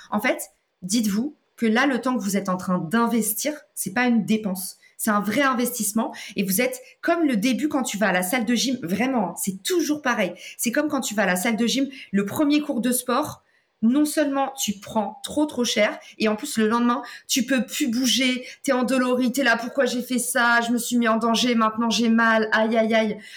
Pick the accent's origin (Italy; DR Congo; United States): United States; French is a second language; now in France; Et souvenez-vous, moi, je viens des US. J'ai atterri en France, je me suis craché en France et je connais personne qui est entrepreneur